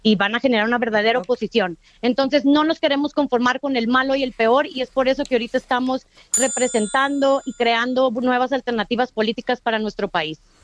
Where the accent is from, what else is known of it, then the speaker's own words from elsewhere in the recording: Mexico City, Mexico; soy una morra chilanga